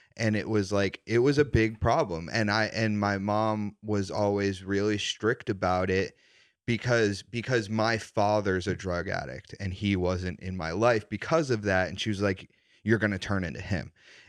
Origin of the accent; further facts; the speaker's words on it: Wilmington, Massachusetts, United States; Wilmington, Mass.